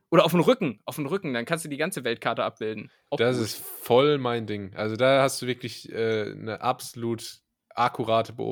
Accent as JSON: {"language": "German", "country": "Germany", "tie": "born or raised there", "said": "ich bin hier so aufgewachsen in Deutschland"}